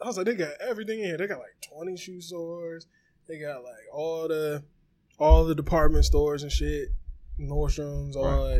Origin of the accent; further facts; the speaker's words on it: Glenarden, Maryland, United States; I mean, I'm from Glen Arden too, but I'm not moving to Baltimore.